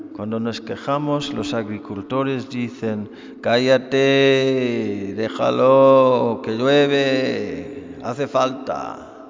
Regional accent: Ireland; moved away; yo, siendo irlandés, soy experto en la lluvia

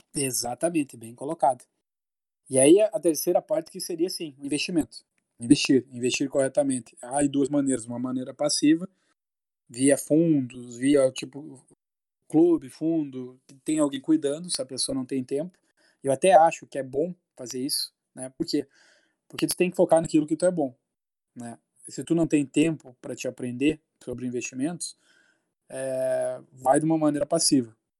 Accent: Santo Ângelo, Rio Grande do Sul, Brazil; also born or lived in Porto Alegre; todos somos da mesma cidade, é de Santo Ângelo

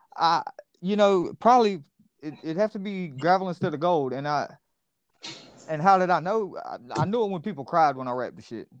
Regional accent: Columbia, South Carolina, United States; moved away; also born or lived in Lexington, South Carolina; I was actually born in Lexington, West Hill, so I'm from Columbia. Like born and raised, man.

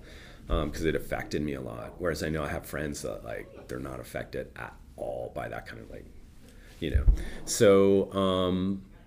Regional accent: Toronto, Ontario, Canada; moved away as an adult; now in Vancouver, Canada; I grew up in Toronto. Yeah. And I came out here when I was about, I think, 25 or 26.

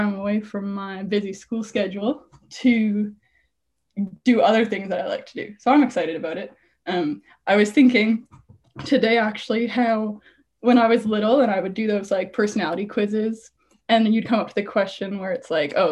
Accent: Canada; also born or lived in Ontario, near Toronto (lives); I'm from Canada. If you want to go smaller, I live in Ontario and near Toronto.

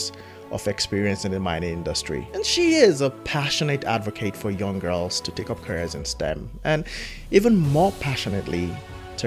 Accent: Nigeria; growing up in Nigeria

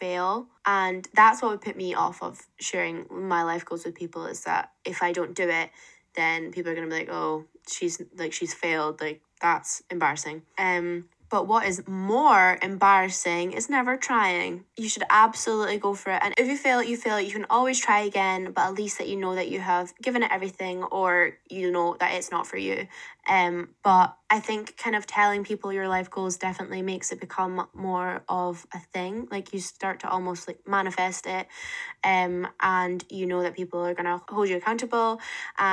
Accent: Dundee, Scotland, United Kingdom; moved away as an adult; also born or lived in Aberdeen; I was from Dundee

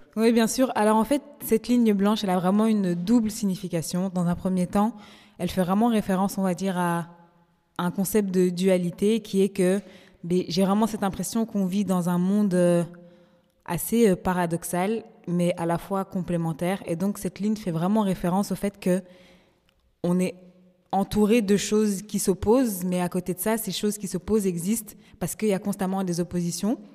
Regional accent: Brussels, Brussels-Capital Region, Belgium; je suis belge et que mais à côté de ça aussi d'origine congolaise

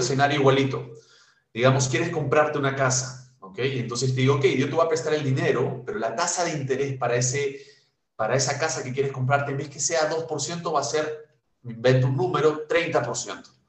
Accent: Peru; Nosotros como peruanos

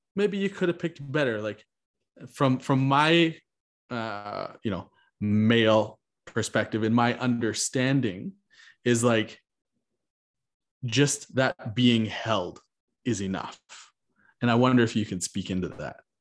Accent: Canada; I am Canadian

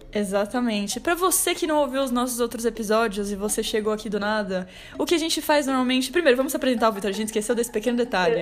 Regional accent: São Paulo, Brazil; muita gente que mora em São Paulo e nunca saiu de São Paulo, que no caso sou eu

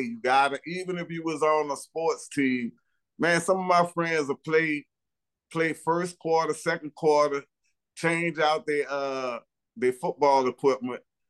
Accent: New Orleans, Louisiana, United States; I grew up in Holly Grove. I was born uptown.

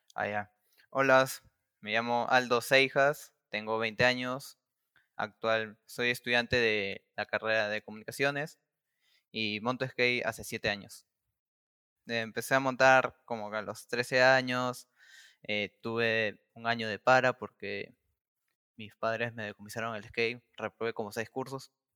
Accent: Lima, Peru; Yo soy del distrito de Caraballo. Caraballo queda, eh, queda en la capital de Lima, al pero queda por la parte norte.

